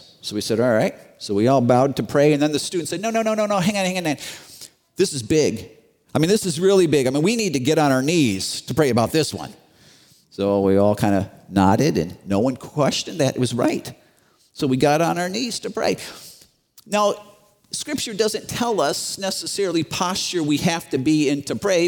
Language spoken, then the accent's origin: English; Chicago, Illinois, United States; I grew up in Chicago, very, very, very, very Roman Catholic area